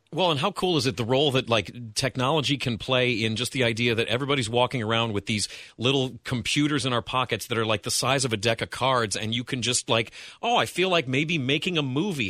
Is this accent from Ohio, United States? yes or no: yes; Wellington, Ohio, United States; now in Cincinnati, United States; I grew up in Wellington, which is in Lorain County